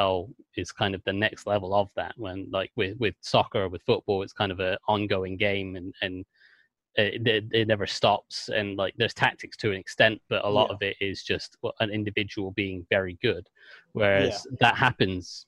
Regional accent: England, United Kingdom; accent: English; also born or lived in Washington, D.C. area, United States; I'm English, and you probably picked that up from the accent

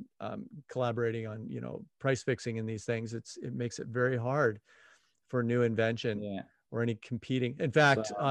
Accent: United States; being American

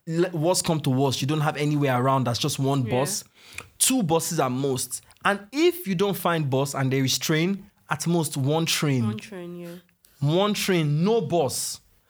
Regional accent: Nigeria; moved away as an adult; now in United Kingdom; I'm a Nigerian

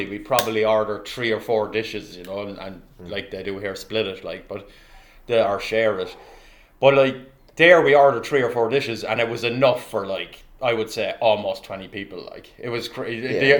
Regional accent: Ireland; I'm Irish myself

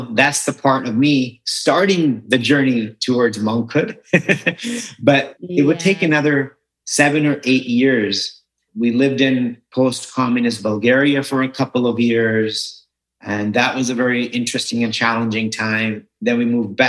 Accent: Los Angeles, California, United States; moved away as an adult; also born or lived in India / New York City / New Jersey; now in Florida, United States; I grew up in Southern California in Los Angeles

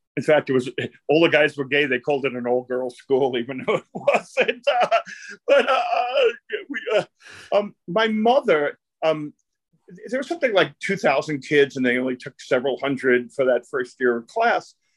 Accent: New York City, New York, United States; I grew up in Brooklyn. It was a, an Italian and Jewish neighborhood, and the mafia was in my neighborhood.

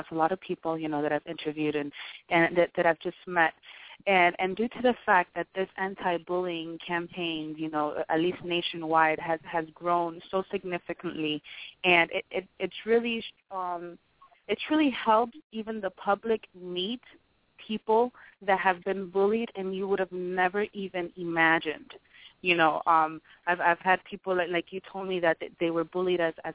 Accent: Miami, Florida, United States; I'm from Miami

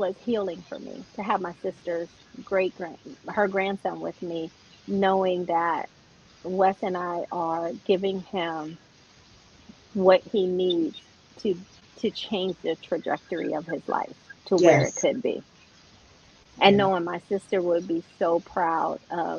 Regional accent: Pennsylvania, United States; also born or lived in Brooklyn, New York; I'm originally born in Brooklyn, New York. You can't say I don't have an accent because I was raised in Pennsylvania

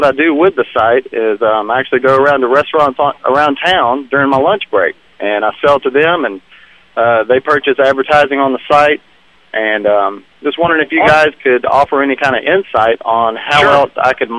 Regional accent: Tuscaloosa, Alabama, United States; I'm from Tuscaloosa, home of the Crimson Tide.

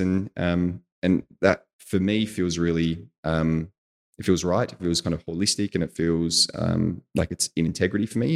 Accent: Australia; moved away as an adult; as an Australian

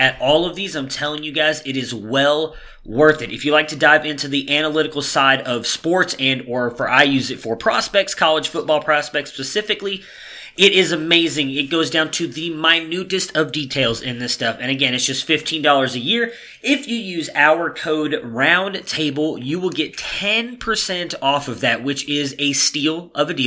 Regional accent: Cleveland, Ohio, United States; now in Dallas, United States; that is my hometown

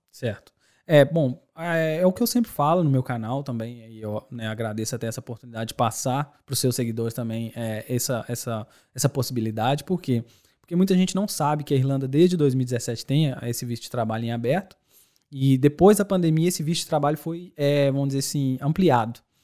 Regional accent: Belo Horizonte, Minas Gerais, Brazil; moved away as an adult; also born or lived in Dores do Indaiá, Minas Gerais; now in Ireland; Bom, eu sou de Belo Horizonte, nascido em Lourdes do Indaiá, interior Legal. de Minas Gerais.

